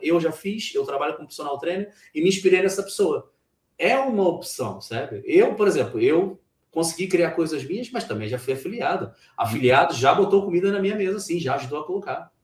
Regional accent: Brazil; moved away as an adult; now in Portugal; no país onde eu nasci, o Brasil

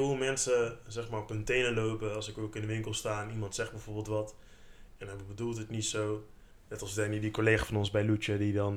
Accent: Netherlands; Ik heb Surinaamse roots, omdat mijn ouders Surinaams zijn. Maar ik ben in Nederland geboren

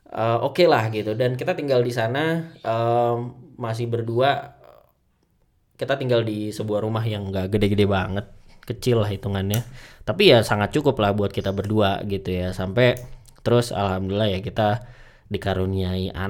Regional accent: Bekasi, West Java, Indonesia; now in Bandung, Indonesia; dari kecil gue ada di Bekasi gitu ya gue tinggal di Bekasi rumah gue di Bekasi orang tua di Bekasi gede di Bekasi juga

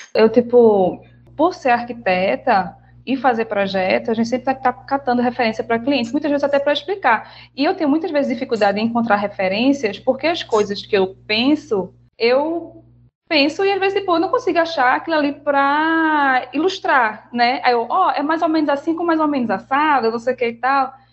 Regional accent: Recife, Pernambuco, Brazil; also born or lived in Bahia; Eu sou recifense, apesar de ser baiana

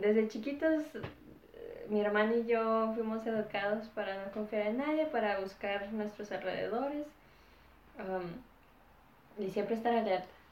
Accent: Ciudad Juárez, Chihuahua, Mexico; moved away; also born or lived in United States; mis papás básicamente planearon que naciera en Estados Unidos y viví la mayoría del tiempo en la frontera de Ciudad Juárez, en México.

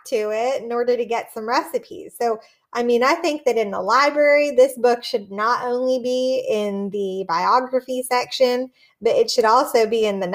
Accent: McKees Rocks, Pennsylvania, United States; moved away as an adult; I am from McKees Rocks.

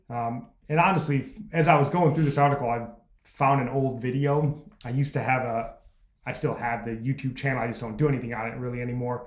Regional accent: United States; as an American.

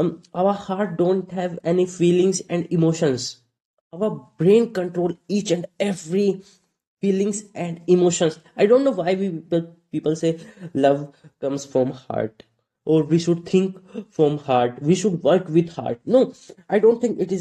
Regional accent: North India, India; English is a second language; I'm from India, from North India, and in North India, very rarely people speak English. I learned English myself

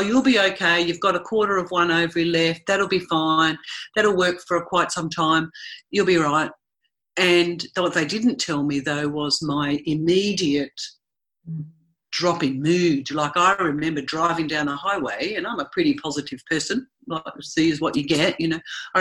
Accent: Tasmania, Australia; moved away; also born or lived in Sydney; I was born and raised in Tasmania in Australia

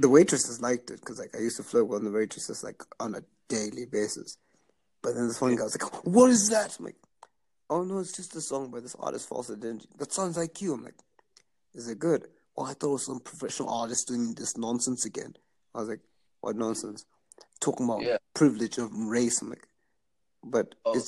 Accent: Zimbabwe; moved away as an adult; now in Canada; I grew up in Zimbabwe

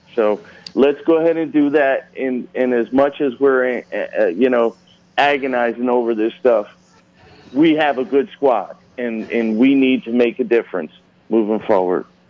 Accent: Reading, Pennsylvania, United States; I grew up in Reading, Pennsylvania

